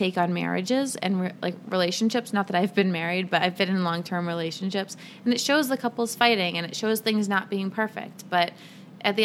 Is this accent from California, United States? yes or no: no; Cape Cod, Massachusetts, United States; I grew up on Cape Cod